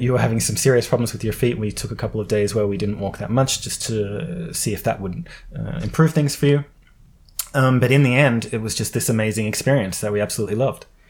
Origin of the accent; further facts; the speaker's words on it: Australia; moved away as an adult; I come from Australia